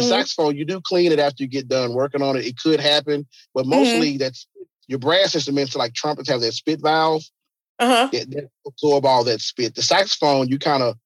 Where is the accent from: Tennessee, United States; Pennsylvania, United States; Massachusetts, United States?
Tennessee, United States; Memphis; So he was our hero growing up in Memphis